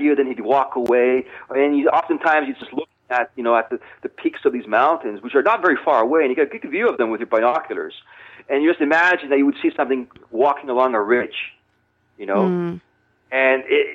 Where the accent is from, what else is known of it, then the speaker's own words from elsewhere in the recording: British Columbia, Canada; now in Thailand; I'm from British Columbia